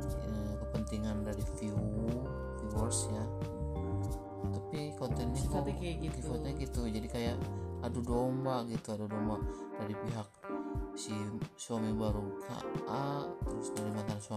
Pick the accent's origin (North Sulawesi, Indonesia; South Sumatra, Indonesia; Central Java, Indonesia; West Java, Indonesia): West Java, Indonesia; kenalin aku orang Sunda ya